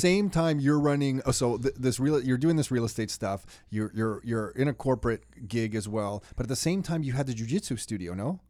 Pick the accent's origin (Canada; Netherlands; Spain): Canada; we're from Canada